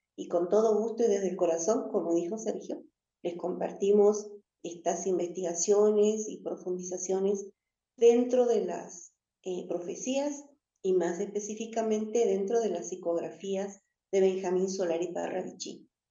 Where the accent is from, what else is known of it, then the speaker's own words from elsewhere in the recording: Jujuy, Argentina; also born or lived in Patagonia; desde Jujuy, que es la provincia que me ha criado y me ha cuidado desde hace mucho tiempo, siendo que yo nací en la Patagonia